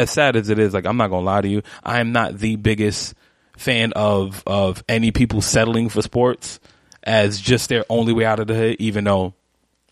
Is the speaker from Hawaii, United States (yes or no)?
no; New York, United States; being a New Yorker